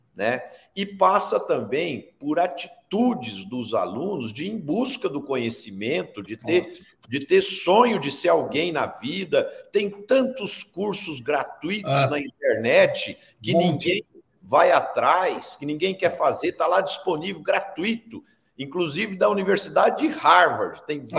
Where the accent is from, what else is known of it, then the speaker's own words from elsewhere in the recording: Brazil; eu pessoalmente, como brasileiro